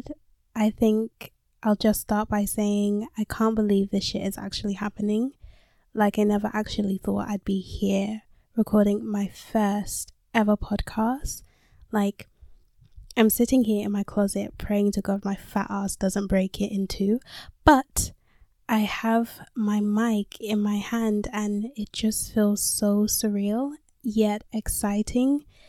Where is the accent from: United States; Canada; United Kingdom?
United Kingdom; London; I was born and raised in London, and I'm currently 19 years old. Yes, I said I was born and raised in London.